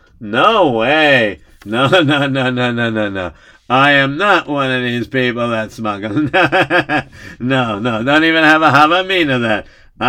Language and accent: English; Lithuania; now in United States; When I finish selling it, I travel back, and I come back to my hometown in Yaneva, in Lithuania.